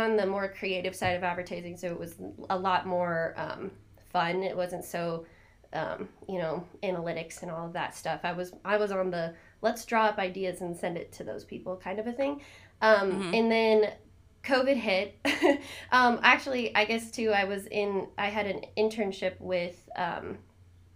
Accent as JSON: {"language": "English", "town": "Spearfish", "region": "South Dakota", "country": "United States", "tie": "born or raised there", "also_born_or_lived": "Arizona / Alabama", "said": "I'm originally from Spearfish, South Dakota. I grew up here for the most part, lived in Arizona for a little bit, moved back home"}